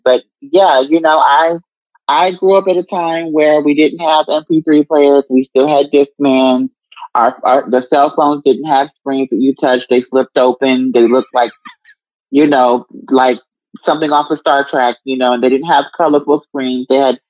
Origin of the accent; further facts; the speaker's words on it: New York, United States; But growing up in New York was fun. And I think it built up who I was musically because there's so many different genres of music in New York, so many different cultures.